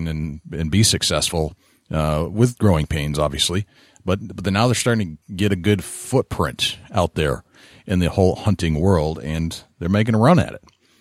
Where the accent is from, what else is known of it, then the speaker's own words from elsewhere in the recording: East Coast, United States; I'm from the East Coast